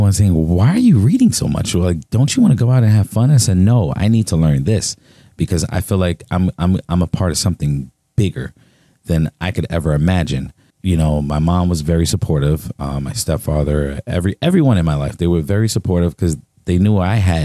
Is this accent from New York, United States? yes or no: yes; New York City, New York, United States; also born or lived in Charleston, South Carolina; I was born in Charleston, South Carolina, but then I was raised in Brooklyn, New York, in Marcy Projects